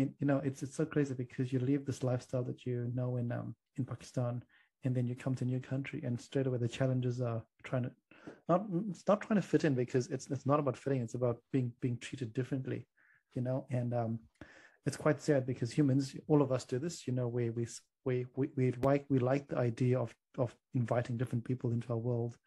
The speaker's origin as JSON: {"language": "English", "country": "Zimbabwe", "tie": "born or raised there", "moved": "yes", "lives_now": "New Zealand", "said": "I'm from Zimbabwe, and the one thing I like to reflect with you is when I was growing up in Zimbabwe"}